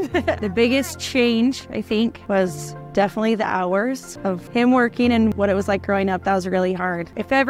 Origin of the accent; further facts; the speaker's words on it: Rexburg, Idaho, United States; I grew up just in Rexburg. Both of my parents were teachers, and I'm the youngest of 10 kids